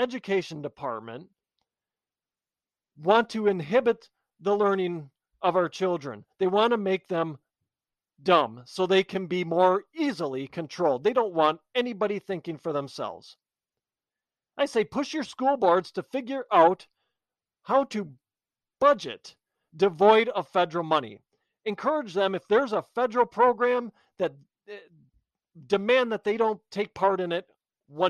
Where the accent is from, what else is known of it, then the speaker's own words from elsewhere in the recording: United States; We are Americans